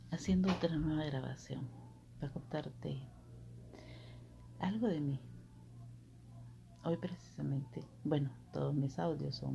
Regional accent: Petén, Guatemala; born there; Soy nacida en Guatemala ya te lo dije en los otros audios, soy nacida en Guatemala, eh, en el departamento del Petén, del municipio que le dicen

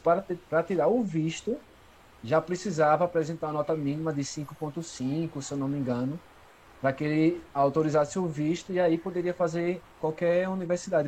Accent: Brazil; nunca saí do Brasil

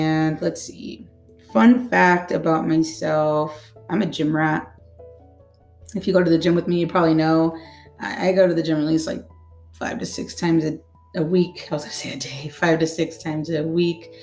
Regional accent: Santa Ana, California, United States; also born or lived in Orange, California; I was born in Orange. I was raised in Santa Ana, California

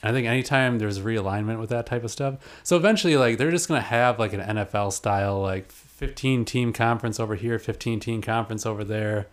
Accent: Kenosha, Wisconsin, United States; I'm from Kenosha

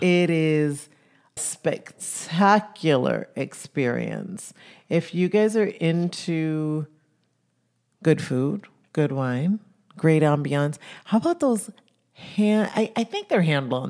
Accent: Jamaica; I come from Jamaica. I come from an island that was colonized by the Brits.

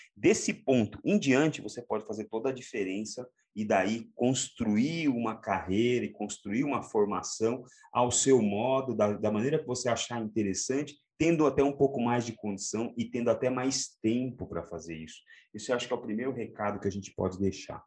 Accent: Santo André, São Paulo, Brazil; eu sou da periferia de uma cidade é, da Grande São Paulo, sou de Santo André, e eu cresci aqui

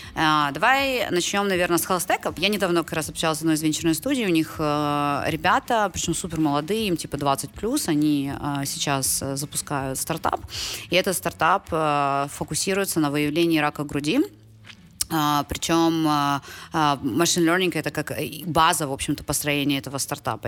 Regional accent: Ukraine; moved away as an adult; also born or lived in United States; я из Украины

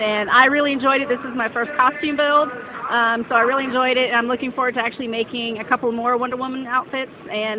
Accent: Warrensburg, Missouri, United States; I'm from Warrensburg.

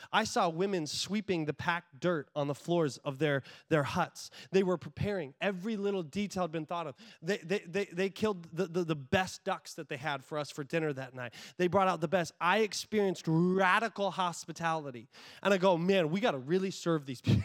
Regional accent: United States; I'm an American

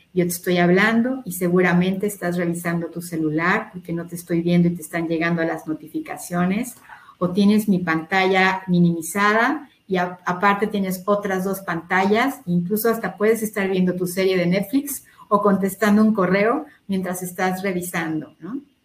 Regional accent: Mexico; todos somos mexicanos

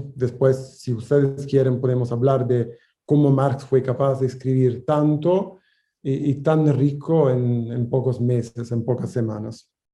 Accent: Italy; Spanish is a second language; moved away; países donde yo nací, Italia o Francia o Alemania

